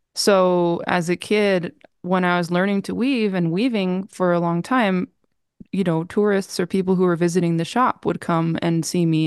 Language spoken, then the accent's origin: English; New Mexico, United States; moved away as an adult; also born or lived in Appleton, Wisconsin; when I left New Mexico, uh, to go to college, that was really difficult. Um, when I was eighteen